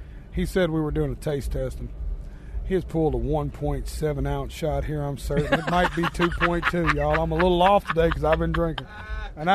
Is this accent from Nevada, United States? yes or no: no; Tennessee, United States; I'm a Southern boy. I'm from Tennessee.